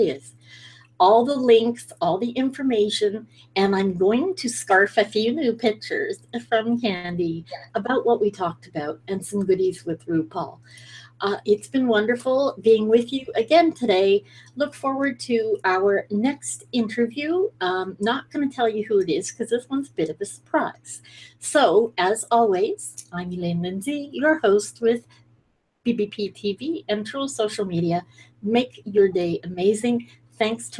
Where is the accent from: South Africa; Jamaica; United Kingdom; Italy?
United Kingdom; Edinburgh, Scotland; now in Canada; I'm also a Brit, so can't leave that out. I'm originally from Scotland